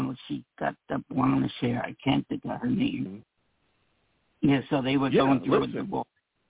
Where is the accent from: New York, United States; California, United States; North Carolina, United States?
New York, United States; now in Vermont, United States; I'm from New York. Now I live in Vermont.